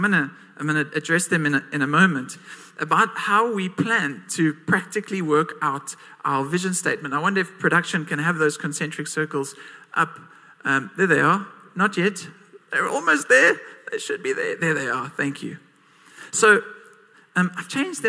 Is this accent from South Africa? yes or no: yes; Port Elizabeth, Eastern Cape, South Africa; I was born and raised in PE. I'm still here.